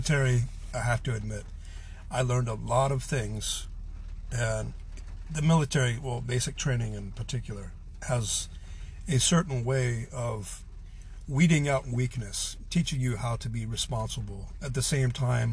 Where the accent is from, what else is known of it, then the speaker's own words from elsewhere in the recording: United States; I'm a white person, I'm an American